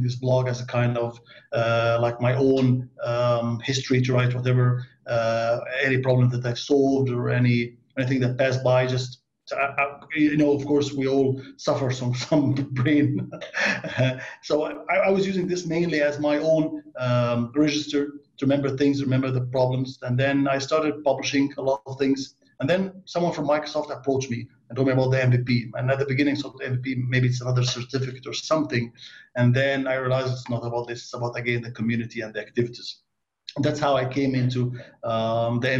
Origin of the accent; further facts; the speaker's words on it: Egypt; now in Dubai, United Arab Emirates; I'm from Egypt, living now in Dubai, UAE